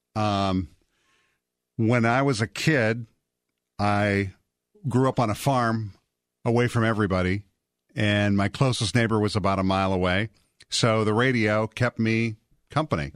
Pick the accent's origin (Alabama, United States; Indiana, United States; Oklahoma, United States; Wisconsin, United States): Wisconsin, United States; Portage; I grew up in a town called Portage, Wisconsin.